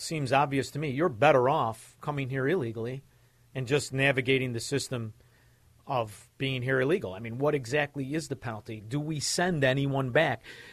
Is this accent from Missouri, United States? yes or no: no; Chicago, Illinois, United States; now in Florida, United States; I'm from Chicago.